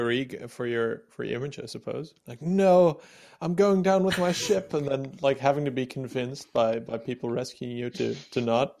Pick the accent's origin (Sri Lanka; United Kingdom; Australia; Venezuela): Sri Lanka; I'm from Ceylon. Somebody in my family knows this.